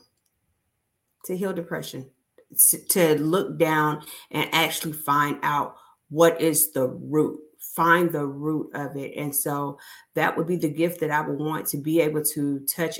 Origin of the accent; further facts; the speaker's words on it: Huntsville, Alabama, United States; moved away as an adult; now in Fort Mitchell, United States; I am originally from Huntsville, Alabama. However, I am currently in Fort Mitchell, Alabama